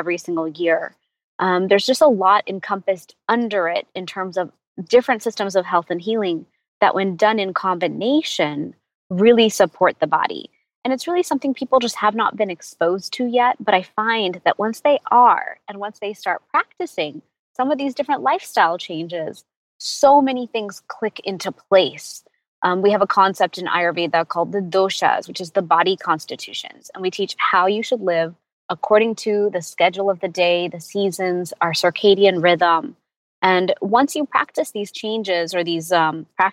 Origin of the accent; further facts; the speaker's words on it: Houston, Texas, United States; I was born in Houston, Texas, and my whole life we traveled to India as a family